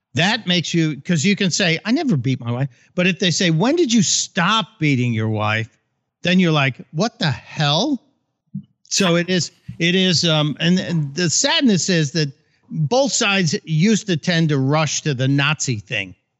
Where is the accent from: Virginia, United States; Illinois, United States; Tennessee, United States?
Illinois, United States; Chicago; I grew up in Chicago where, you know, you vote early and often